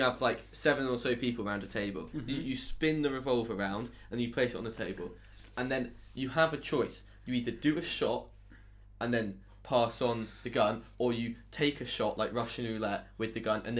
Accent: Devon, South West England, United Kingdom; moved away; Devon. So I'm the southerner

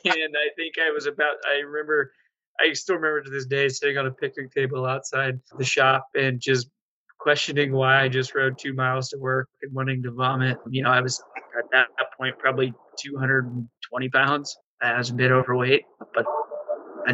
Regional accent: Quincy, Illinois, United States; I'm from Quincy, Illinois, where, like Jacob said, rode bicycles as a kid

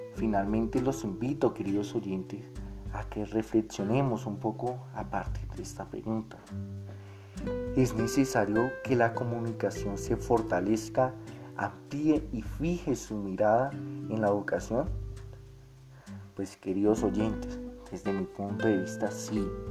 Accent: Colombia

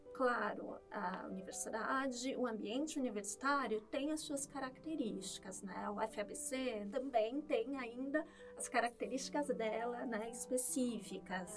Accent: Santos, São Paulo, Brazil; moved away as an adult; also born or lived in Praia Grande; eu sou de Santos

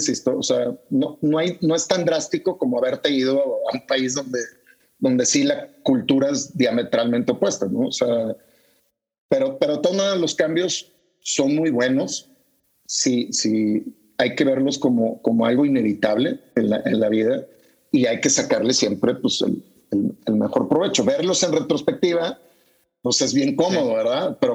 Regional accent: Panama; vengo de Panamá

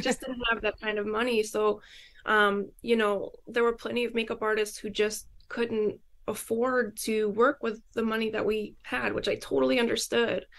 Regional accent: Syracuse, New York, United States; moved away as an adult; now in New York City, United States; I was born here in New York City, but I grew up in Syracuse, which is like way further north

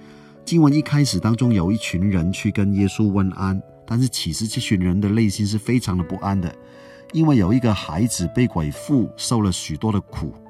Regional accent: Hong Kong; moved away; 我在香港出生长大，后来到了其他地方生活。人在外地就特别想念家乡的食物

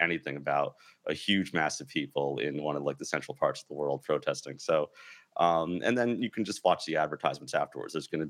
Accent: New Jersey, United States; also born or lived in New York; So I grew up in New Jersey. I'm from New York.

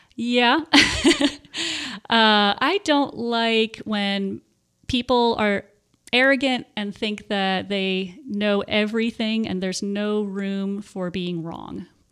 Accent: Warminster, Pennsylvania, United States; moved away as an adult; also born or lived in Texas; now in Tennessee, United States; I grew up in Warminster, Pennsylvania, and that is about forty-five minutes to an hour, uh, north of Philadelphia

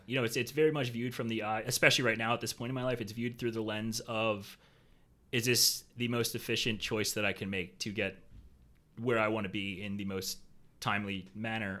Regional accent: Philadelphia, Pennsylvania, United States; moved away as an adult; now in Jacksonville, United States; I was born and raised in Philly

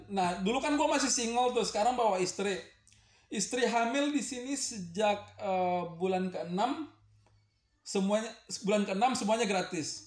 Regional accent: Indonesia; gua istri orang Indo, gua orang Indo, anak gua mukanya Indo.

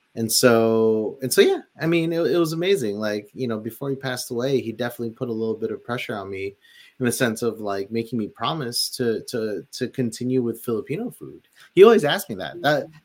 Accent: Philippines; moved away; living in the Philippines and growing up in the Philippines too

